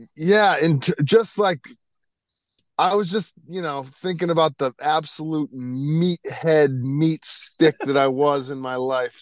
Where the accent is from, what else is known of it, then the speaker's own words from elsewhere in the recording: Connecticut, United States; growing up in Connecticut